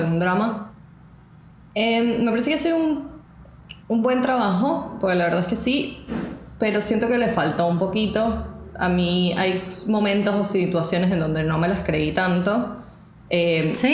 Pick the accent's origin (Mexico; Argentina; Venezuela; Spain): Venezuela; moved away; por más que nosotros fuésemos inmigrantes, nosotros nos sentimos y seguimos siendo venezolanos